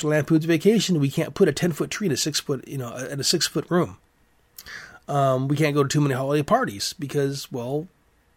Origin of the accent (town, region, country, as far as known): United States